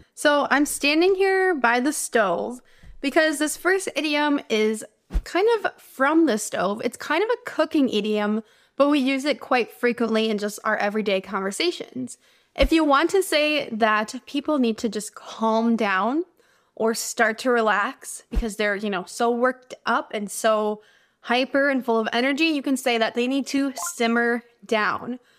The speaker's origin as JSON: {"language": "English", "country": "United States", "said": "I'm an American English teacher"}